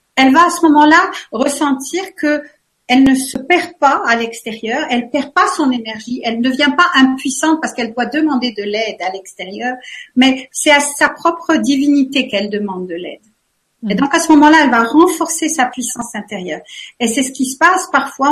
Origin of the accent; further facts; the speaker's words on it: France; now in Switzerland; je suis vraiment une Française